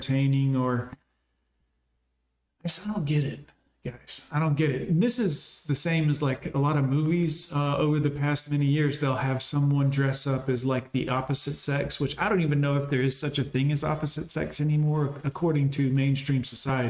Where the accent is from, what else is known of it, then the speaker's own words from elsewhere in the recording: Alabama, United States; I'm from Alabama